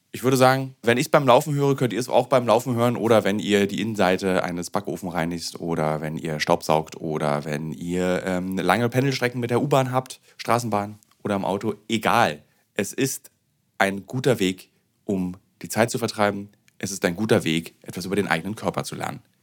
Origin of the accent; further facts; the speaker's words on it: Germany; bei uns in Deutschland